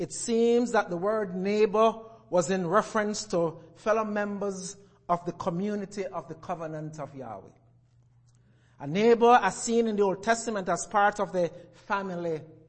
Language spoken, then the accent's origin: English; Jamaica; moved away; As I was growing up in Jamaica